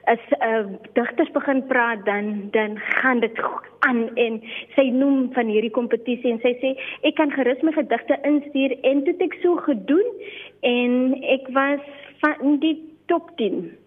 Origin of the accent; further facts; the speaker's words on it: Limpopo, South Africa; also born or lived in Namaqualand; ek is gebore en getoe in Limpopo land, 'n eh, baie meer spesifiek in die klein myn dorpie Napabip